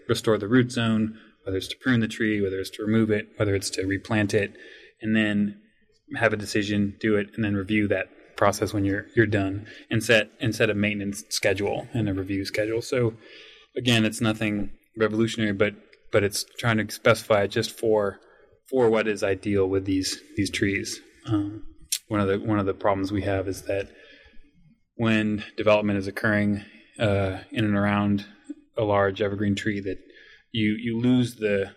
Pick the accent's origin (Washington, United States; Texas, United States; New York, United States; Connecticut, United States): Washington, United States; Monroe; I grew up in Monroe, Washington, which is about an hour northeast of Seattle and foothills of the Cascades